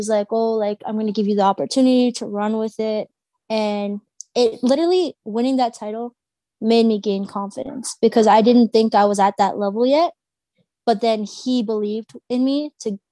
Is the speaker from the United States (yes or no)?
no; Mississauga, Ontario, Canada; I was from Malton